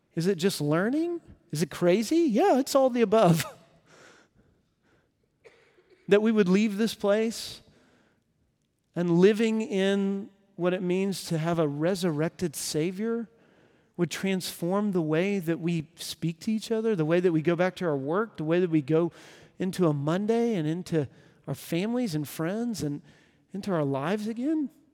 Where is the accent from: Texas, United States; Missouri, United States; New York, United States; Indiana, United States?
Texas, United States; moved away as an adult; now in Nashville, United States; I'm from Texas originally, and it's where I met my wife, and uh, we both grew up there